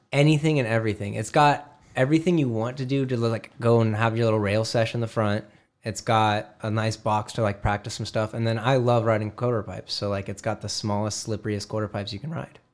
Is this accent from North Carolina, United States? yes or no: no; Glendale, Arizona, United States; I am from Glendale, Arizona.